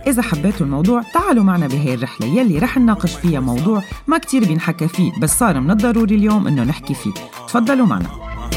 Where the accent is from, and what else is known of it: Syria; moved away